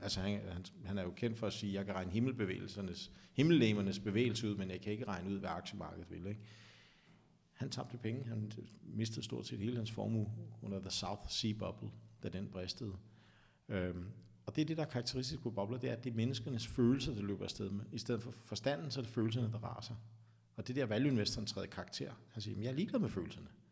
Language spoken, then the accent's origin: Danish; Vestegnen, Capital Region of Denmark, Denmark; jeg er jo fra Vestegnen